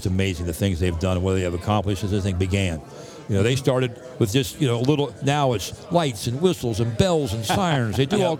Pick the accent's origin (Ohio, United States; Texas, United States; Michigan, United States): Ohio, United States; Cincinnati; I'm from Cincinnati, Ohio.